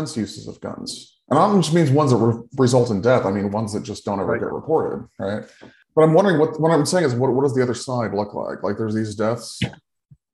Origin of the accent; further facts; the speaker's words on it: Sacramento, California, United States; my hometown of Sacramento